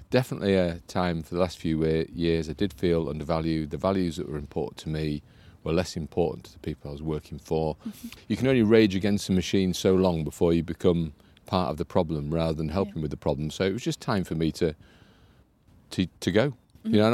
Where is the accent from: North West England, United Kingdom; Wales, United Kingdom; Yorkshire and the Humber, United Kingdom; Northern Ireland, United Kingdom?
Yorkshire and the Humber, United Kingdom; Harrogate; also born or lived in Essex / Spofforth / London; now in Yarm, United Kingdom; I was born in Essex forever ago, hmm. and then grew up in Spofforth and Harrogate. So grew up oh, in okay. in Yorkshire.